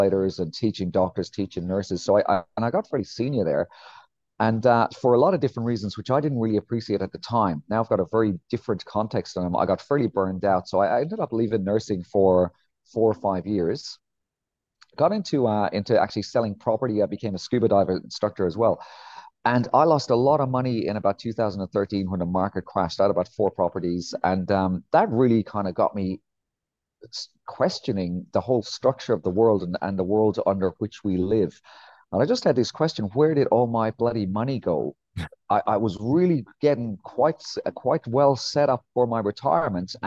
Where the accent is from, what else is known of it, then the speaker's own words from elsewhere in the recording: Ireland; moved away as an adult; also born or lived in England; I'm from a place called Ireland